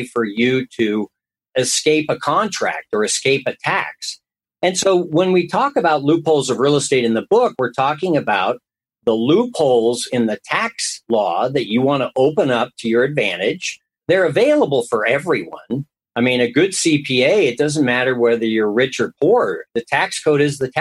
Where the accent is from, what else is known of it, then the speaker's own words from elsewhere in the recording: San Francisco Bay Area, California, United States; moved away as an adult; now in Reno, United States; I grew up in the San Francisco Bay Area